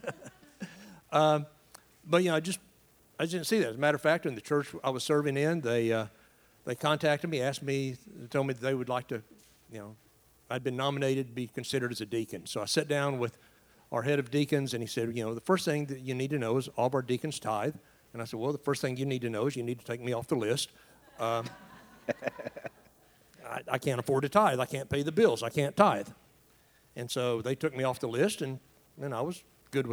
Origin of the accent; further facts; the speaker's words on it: East Tennessee, United States; moved away as an adult; now in Asheville, United States; Raised in a small town in East Tennessee. Grew up there, then went on to teach about 20 miles away from my hometown